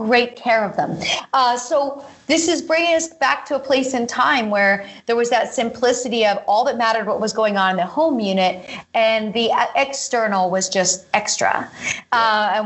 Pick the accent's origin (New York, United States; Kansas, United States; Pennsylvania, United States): Pennsylvania, United States; this is what I grew up doing in Pennsylvania